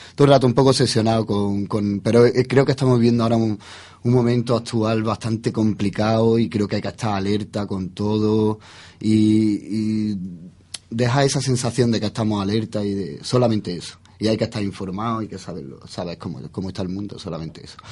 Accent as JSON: {"language": "Spanish", "country": "Spain", "said": "somos españoles"}